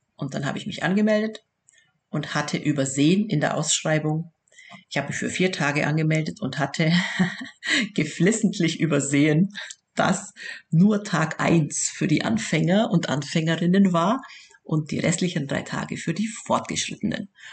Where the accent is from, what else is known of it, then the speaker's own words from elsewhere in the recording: Bavaria, Germany; accent: Southern German, rolled R; also born or lived in Augsburg; Das hört man auch am rollenden R. da, erkennt, da erkennt man uns Süddeutsche immer un, äh, wirklich unverkennbar